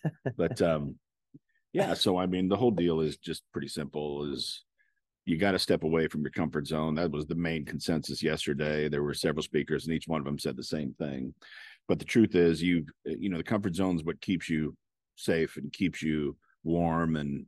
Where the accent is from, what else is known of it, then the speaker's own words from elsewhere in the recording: Robbins, Iowa, United States; I'm from Robbins, Iowa.